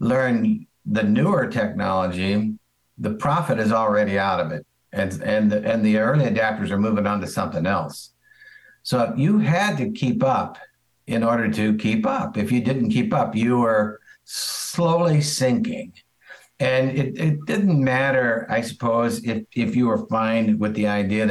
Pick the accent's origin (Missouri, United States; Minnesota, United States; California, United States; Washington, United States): Missouri, United States; St. Louis; We grew up around St. Louis